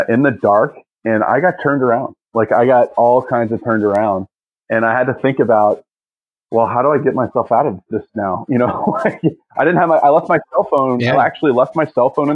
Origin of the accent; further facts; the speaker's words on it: East Tennessee, United States; I grew up in East Tennessee